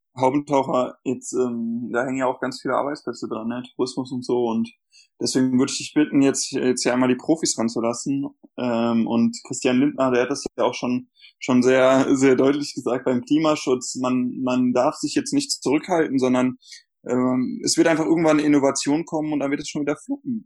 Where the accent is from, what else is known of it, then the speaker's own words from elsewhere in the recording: North Rhine-Westphalia, Germany; ich komme halt aus NRW und da wird das sehr viel getrunken